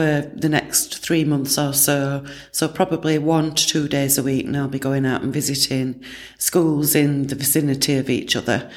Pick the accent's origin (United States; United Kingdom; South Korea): United Kingdom; Barnsley, Yorkshire and the Humber; my hometown, which is Barnsley.